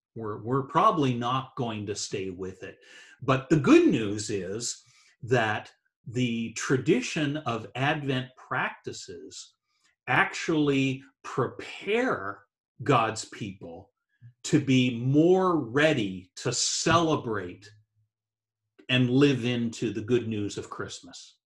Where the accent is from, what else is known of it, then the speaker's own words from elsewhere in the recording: New Brunswick, Canada; I was brought up in Eastern Canada, uh, the province of New Brunswick, uh, wow. uh, is where I grew up